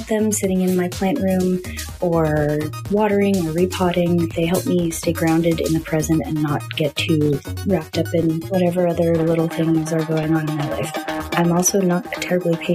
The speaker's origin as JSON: {"language": "English", "region": "New York", "country": "United States", "tie": "born or raised there", "also_born_or_lived": "Washington State", "moved": "as an adult", "lives_now": "Portland, United States", "said": "I had had some plants when I grew up in New York, you know, mostly sad succulents doomed to die on Brooklyn windowsills, but I moved across the country in 2018 to Washington State and now live in Oregon"}